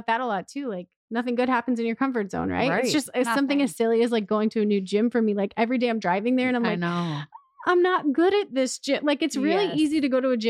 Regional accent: Midwest, United States; moved away; we're just from the Midwest, like I'm from a little tiny town

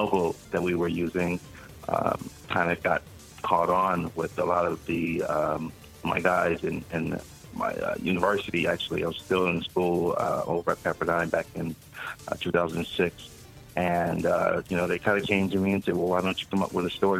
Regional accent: Los Angeles, California, United States; I grew up in Los Angeles.

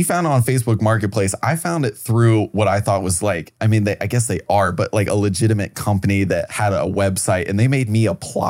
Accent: Cincinnati, Ohio, United States; moved away; I grew up in Ohio, but not like, it was Cincinnati.

